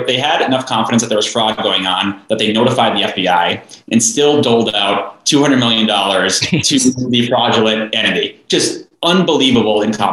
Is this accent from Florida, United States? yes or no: no; Greater Minnesota, United States; I grew up in Greater Minnesota, a tiny town of 186 people